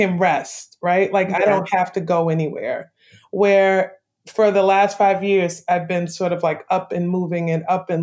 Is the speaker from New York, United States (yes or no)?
yes; New York City, New York, United States; moved away as an adult; also born or lived in Brooklyn, New York; now in Savannah, United States; I grew up in St. Albans and Queens Village, growing up and going through like junior high school and high school